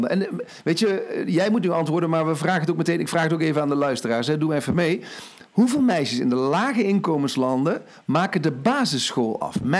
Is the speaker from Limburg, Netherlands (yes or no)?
yes; Limburg, Netherlands; Overigens, ik kom uit Limburg, hè?